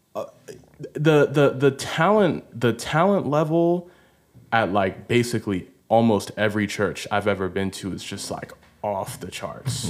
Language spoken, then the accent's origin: English; Baltimore, Maryland, United States; now in Los Angeles, United States; I'm from Baltimore